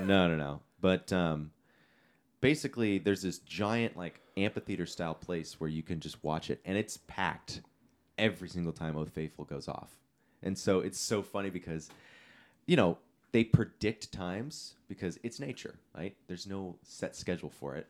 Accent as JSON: {"language": "English", "region": "California", "country": "United States", "said": "being a Californian"}